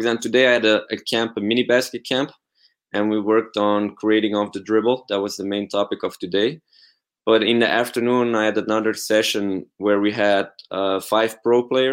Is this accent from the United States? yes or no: no; Belgium; I'm from Belgium.